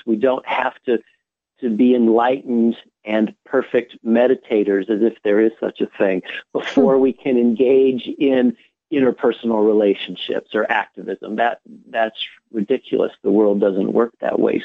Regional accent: United States

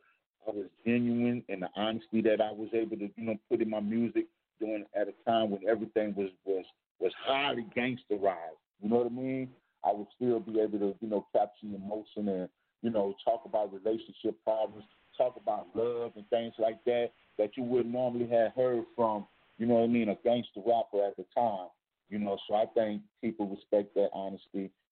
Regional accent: New Orleans, Louisiana, United States; I'm originally from New Orleans

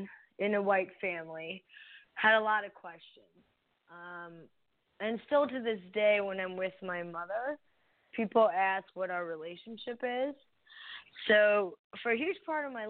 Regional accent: New Jersey, United States; also born or lived in India / Florida / Missouri; now in Iowa, United States; I started my journey in New Jersey. That was my first home. And I grew up on the East Coast

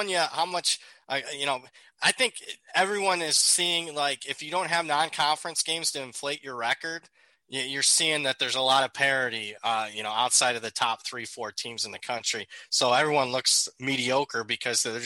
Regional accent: Big Ten country, Midwest, United States; I grew up in Big Ten country

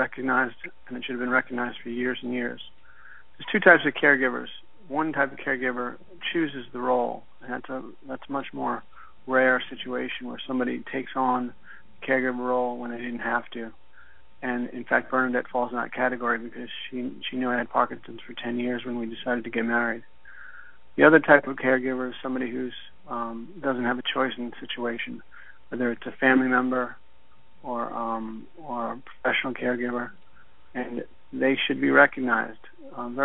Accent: New York, United States; moved away as an adult; also born or lived in Houston / New Orleans / New Jersey; now in Louisville, United States; I grew up in New York

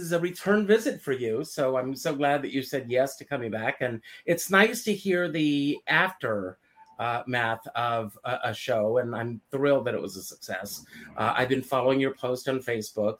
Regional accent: Conway, South Carolina, United States; moved away; also born or lived in Myrtle Beach, South Carolina; I grew up in Conway, which is right next to Myrtle Beach.

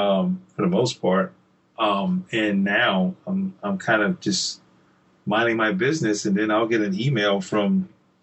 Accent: Columbia, South Carolina, United States; Columbia, which is my hometown here in South Carolina

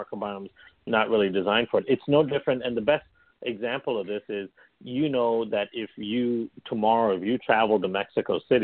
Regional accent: Malaysia; also born or lived in India; now in Chicago, United States; I come from Malaysia originally in India. So, you know, we in Malaysia, we consume coconut all the time. And in India, of course, we consume coconut all the time. We had two big coconut trees by our house.

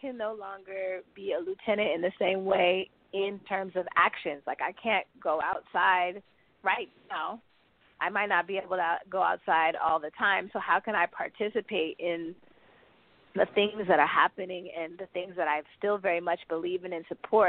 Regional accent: the Bay Area, California, United States; born or raised there; now in Brooklyn, United States

